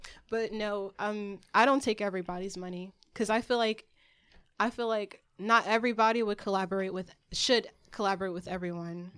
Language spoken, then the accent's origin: English; California, United States; also born or lived in Marietta, Georgia / Newark; I come from country, but I was raised in Cali